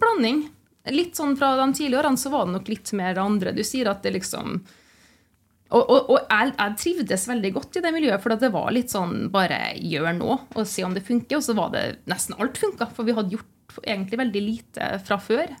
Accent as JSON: {"language": "Norwegian", "town": "Trondheim", "region": "Trøndelag", "country": "Norway", "tie": "born or raised there", "also_born_or_lived": "Lancaster, England", "moved": "as an adult", "said": "jeg er jo født og oppvokst i Trondheim"}